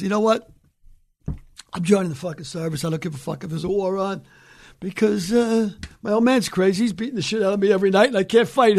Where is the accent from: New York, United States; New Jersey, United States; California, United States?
New York, United States; New York City; also born or lived in County Cork, Ireland; My thing about growing up in the Bronx in the 50s